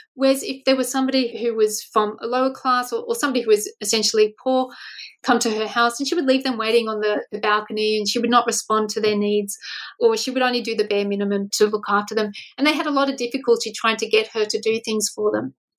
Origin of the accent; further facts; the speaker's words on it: Australia; as an Australian researcher